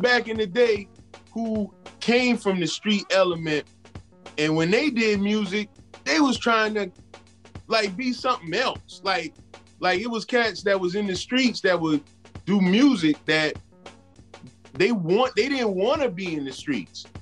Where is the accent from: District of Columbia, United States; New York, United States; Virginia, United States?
New York, United States; New York City; we're from the Bronx